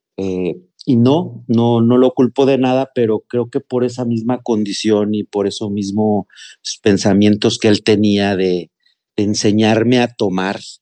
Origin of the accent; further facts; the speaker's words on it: Mexico City, Mexico; moved away as an adult; now in Monterrey, Mexico; yo soy originario de la Ciudad de México, pero actualmente tengo viviendo cuatro años en la ciudad de Nuevo León. en el municipio de Monterrey